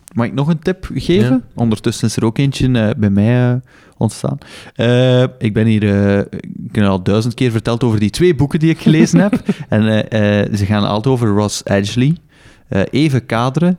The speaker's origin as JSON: {"language": "Dutch", "country": "Belgium", "said": "Als Belg"}